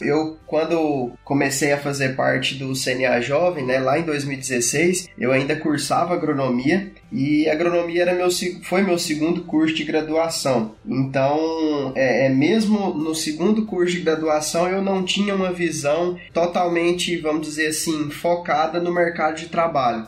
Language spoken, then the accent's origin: Portuguese; Goiás, Brazil; sou aqui do estado de Goiás